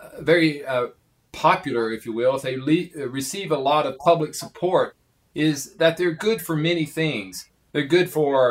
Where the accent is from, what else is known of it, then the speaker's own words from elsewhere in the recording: Prestonsburg, Kentucky, United States; moved away as an adult; now in Oak Ridge, United States; I grew up in a small town in Kentucky, just about 200 miles from Oak Ridge, called Prestonsburg, Kentucky